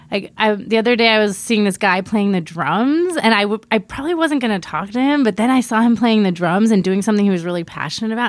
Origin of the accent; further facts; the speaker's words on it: East Coast, United States; moved away; also born or lived in Miami / New York; I'm originally from the East Coast, Miami and New York